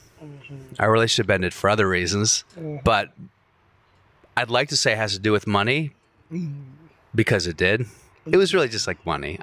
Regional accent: Virginia, United States

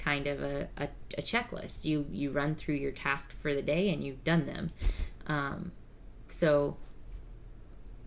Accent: the South, United States; accent: Southern; I don't know if y'all can tell from our accents. We're from the South

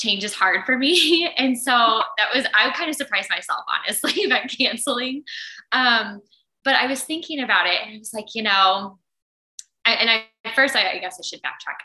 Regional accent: Indianapolis, Indiana, United States; moved away as an adult; now in Minneapolis, United States; moved here in August 2019 from Indianapolis, where I grew up.

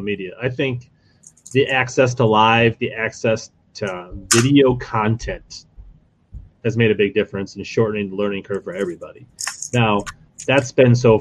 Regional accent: Minneapolis, Minnesota, United States; I'm from Minneapolis, Twin Cities area

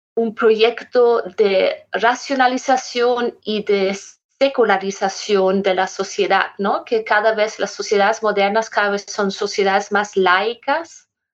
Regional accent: Germany; Spanish is a second language; moved away; also born or lived in Lima, Peru / Berlin; yo soy alemana

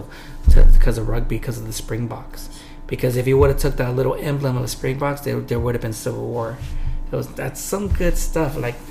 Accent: Modesto, California, United States; also born or lived in Union City; Well, we're from Modesto. Stockton's, like, 50 miles away.

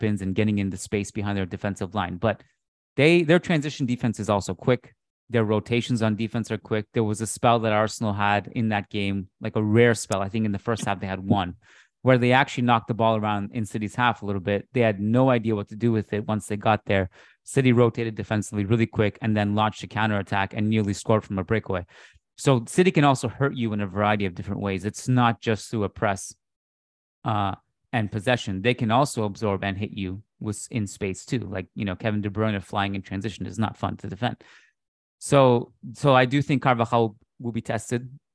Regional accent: Canada; as a Canadian

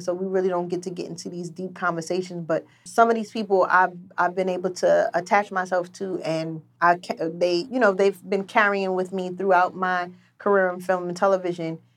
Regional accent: New York City, New York, United States; I grew up in Queens

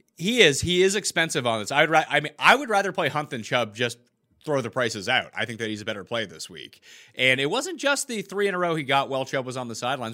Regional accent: Canada; two Canadians

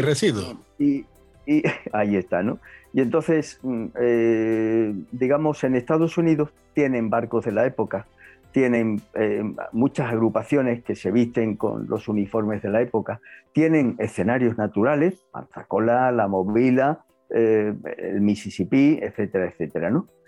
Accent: Spain; como españoles, que estamos orgullosos de haber nacido en España

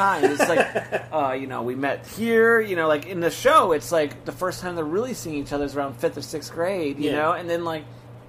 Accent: New Jersey, United States; moved away as an adult; also born or lived in Philadelphia; now in California, United States; I'm from South Jersey, worked in Philadelphia for 11 years. My in-laws live in Philadelphia proper, and he came out here to visit because I live in California now.

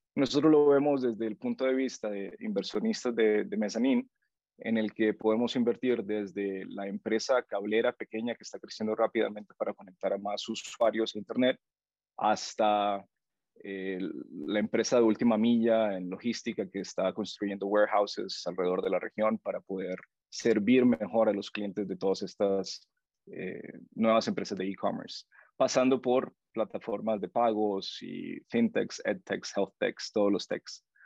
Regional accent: Honduras; moved away as an adult; now in Guatemala; yo soy hondureño y estoy viviendo en tu, en tu país

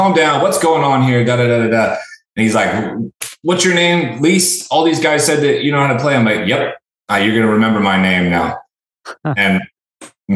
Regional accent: Chico, California, United States; now in Austin, United States; I actually grew up in a small town called Chico, California, Northern California

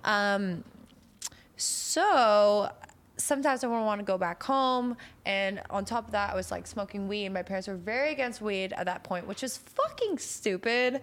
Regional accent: Canada; I'm Canadian

